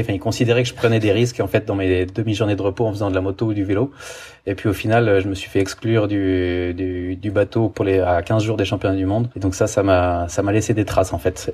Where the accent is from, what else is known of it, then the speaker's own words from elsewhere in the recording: France; moved away as an adult; also born or lived in Italy; now in Switzerland; je suis français, j'ai vécu 15 ans en Italie, maintenant je suis en Suisse